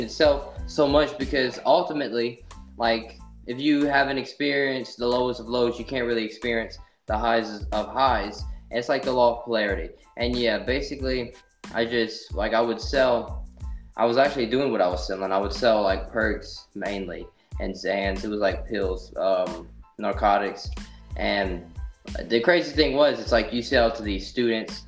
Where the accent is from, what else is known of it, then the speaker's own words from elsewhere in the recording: Simmesport, Louisiana, United States; I was raised in Simsport, Louisiana, you know, adopted. My descendants is actually Cuban, but I'm raised in Louisiana